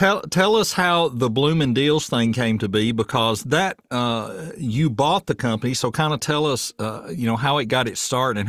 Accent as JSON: {"language": "English", "town": "Murfreesboro", "region": "Tennessee", "country": "United States", "moved": "as an adult", "lives_now": "Portland, United States", "said": "I'm from Murfreesboro."}